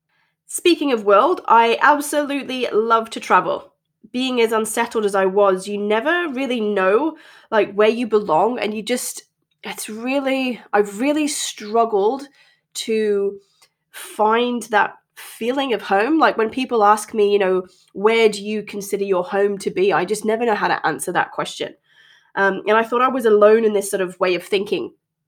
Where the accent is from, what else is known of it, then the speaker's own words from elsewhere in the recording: North East England, United Kingdom; accent: transatlantic; also born or lived in Australia; I currently live in the northeast of England, and as you may be able to tell, my accent is a little transatlantic, shall we say. This has come from both growing up here and in Australia, where my dad and my second family live.